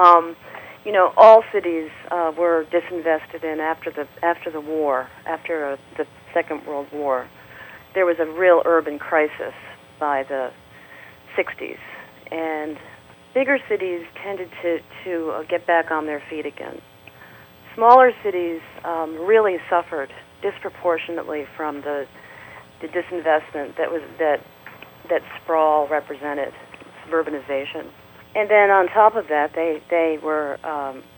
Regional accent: Syracuse, New York, United States; also born or lived in Rochester, New York / Albany, New York / Detroit; I grew up in Syracuse, and I spent most of my life in Rochester and Albany, New York

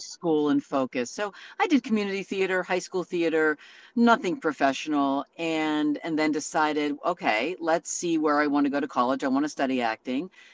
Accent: Santa Rosa, California, United States; moved away as an adult; I grew up in a small town up there. Now it's quite large, Santa Rosa

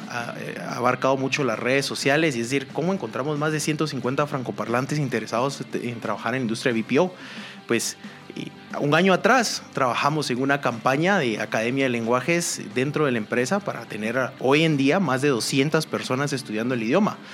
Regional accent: Guatemala; como guatemaltecos

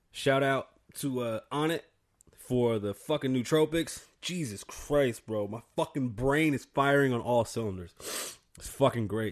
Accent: New York, United States; now in Las Vegas, United States; I'm from New York. I'm Puerto Rican

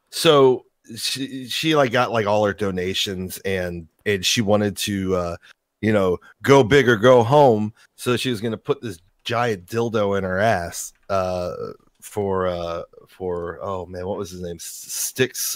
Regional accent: Jacksonville, Florida, United States; I had said, " … I'm from Jacksonville, Florida,"

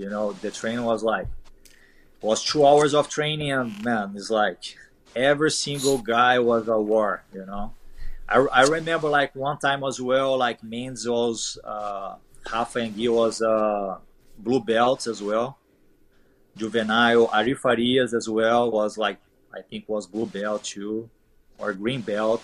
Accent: Brazil; English is a second language; moved away as an adult; my hometown is very far away from São Paulo

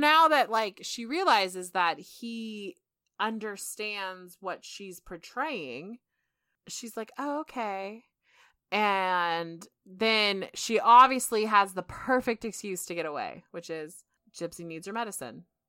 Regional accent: California, United States; we're from California

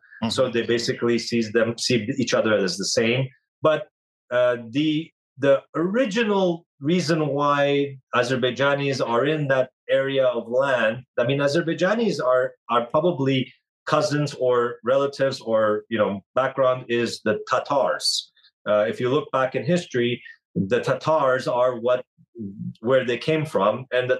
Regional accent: Canada; I never actually saw Armenia or lived in Armenia physically. I was born in Canada. So this is the story of an Armenian diaspora, an Armenian that grew up outside of its land, but still grew up Armenian and sharing the Armenian culture.

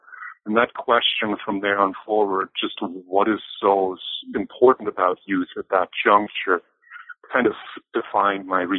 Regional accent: a small village outside of Bayreuth, northern Bavaria, Germany; English is a second language; also born or lived in Erlangen-Nuremberg; Well, I grew up in Germany, more precisely in a small village outside of Bayreuth, so in northern Bavaria.

